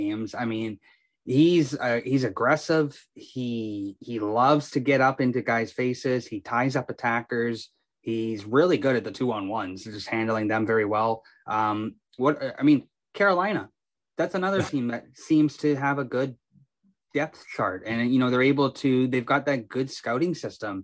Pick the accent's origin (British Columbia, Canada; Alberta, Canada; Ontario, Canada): British Columbia, Canada; Kamloops; we're both from Kamloops